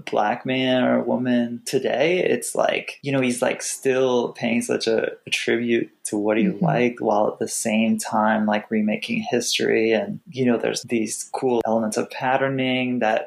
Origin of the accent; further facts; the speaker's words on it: Iowa, United States; also born or lived in Wisconsin; growing up in Iowa and Wisconsin